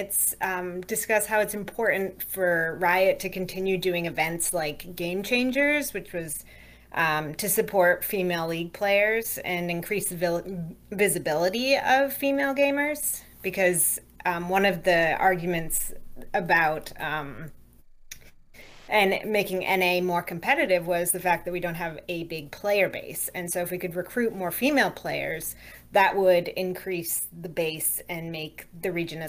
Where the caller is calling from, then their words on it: Shepherdstown, West Virginia, United States; I'm calling from West Virginia, Shepherdstown. It's about an hour and a half from DC.